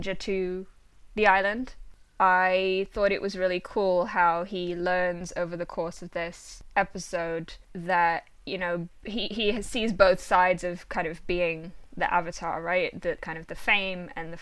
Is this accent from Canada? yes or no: no; United Kingdom; I'm British